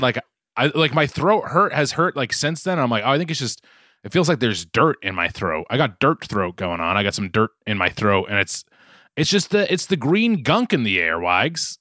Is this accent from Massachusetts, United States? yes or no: yes; Boston, Massachusetts, United States; accent: Boston; my Boston accent has just creeped back so much